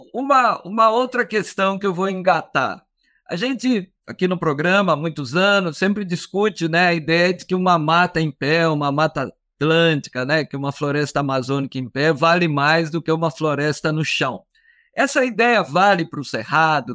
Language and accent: Portuguese; Minas Gerais, Brazil; eu sou de Minas Gerais